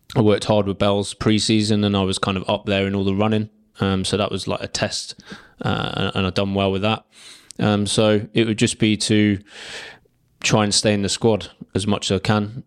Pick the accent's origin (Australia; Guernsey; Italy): Guernsey; I'm from Guernsey, um, family from Guernsey, grandparents from Guernsey